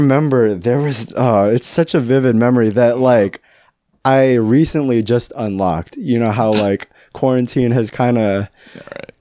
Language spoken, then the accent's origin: English; Fairfield, California, United States; Fairfield's my hometown